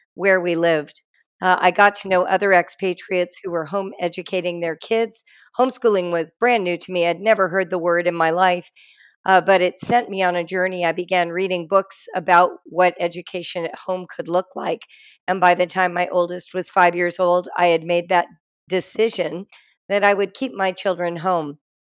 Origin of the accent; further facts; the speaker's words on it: Los Angeles, California, United States; moved away as an adult; also born or lived in Morocco; I grew up in Los Angeles, California